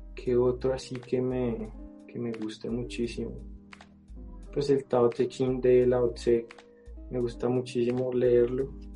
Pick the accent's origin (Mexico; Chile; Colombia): Colombia; soy colombiano